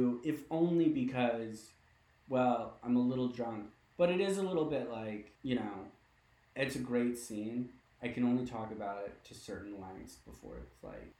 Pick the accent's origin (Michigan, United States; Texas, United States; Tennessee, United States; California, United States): California, United States; Berkeley; I'm an East Bay native. I'm from Berkeley.